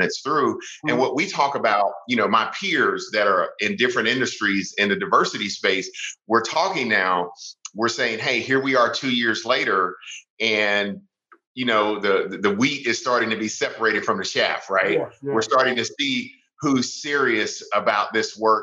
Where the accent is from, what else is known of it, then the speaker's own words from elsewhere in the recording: the South, United States; also born or lived in South Carolina; now in Atlanta, United States; I'm a Southerner. I was born here in the South